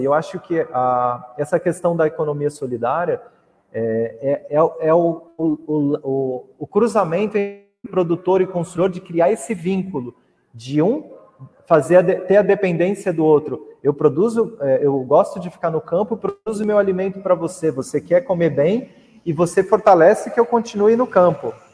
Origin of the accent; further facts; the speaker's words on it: Mogi das Cruzes, São Paulo, Brazil; sou de Mogi das Cruzes, ali da região de Itaiaçupeba